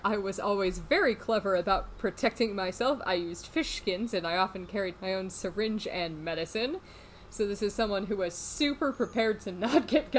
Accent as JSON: {"language": "English", "town": "Chicago", "region": "Illinois", "country": "United States", "said": "except I'm not from Chicago. Just Chicagoland in general."}